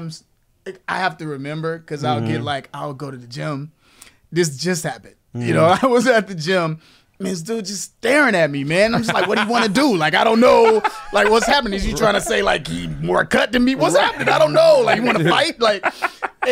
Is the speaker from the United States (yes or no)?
yes; Chicago, Illinois, United States; growing up on the South Side